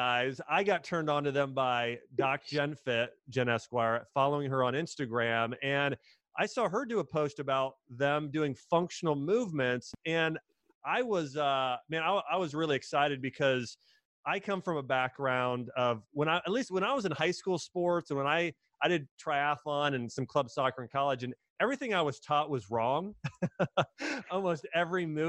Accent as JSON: {"language": "English", "town": "Dayton", "region": "Ohio", "country": "United States", "said": "I'm from Dayton, Ohio."}